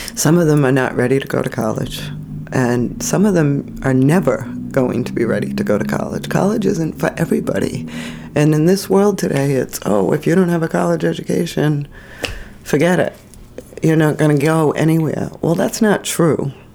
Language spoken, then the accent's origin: English; Rhode Island, United States; moved away as an adult; we're originally from Rhode Island. We've been here for over 20 years